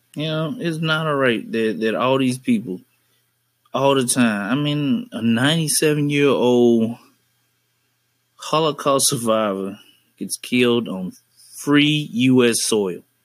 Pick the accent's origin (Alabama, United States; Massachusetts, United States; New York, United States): Alabama, United States; Birmingham; now in northern Alabama, United States; I'm originally from Birmingham